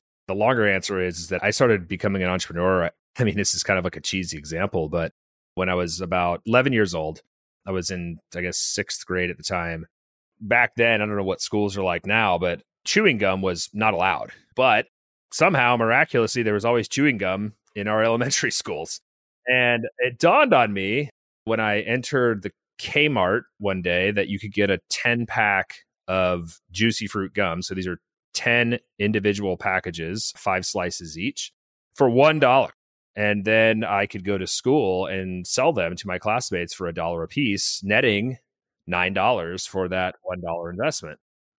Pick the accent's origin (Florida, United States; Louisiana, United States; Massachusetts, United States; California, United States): California, United States; born there; So I was born in Northern California, the actual Northern California, Humboldt County, and moved a lot as a kid.